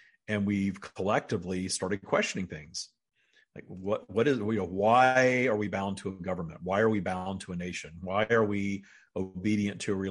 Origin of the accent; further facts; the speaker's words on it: United States; I'm an American